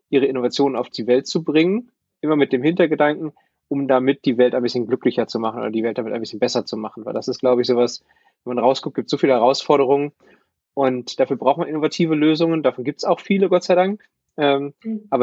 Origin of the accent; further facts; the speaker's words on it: Bochum, North Rhine-Westphalia, Germany; ich bin Bochumer und habe eigentlich mein ganzes Leben hier im Ruhrgebiet mit so ein paar Stationen außerhalb, aber eigentlich hier verbracht.